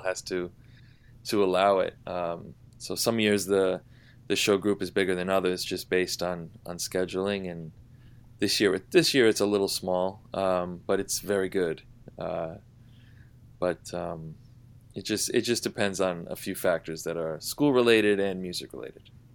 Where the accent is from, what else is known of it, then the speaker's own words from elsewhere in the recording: Providence, Rhode Island, United States; moved away as an adult; also born or lived in New York City; now in New York, United States; I grew up in Providence, Rhode Island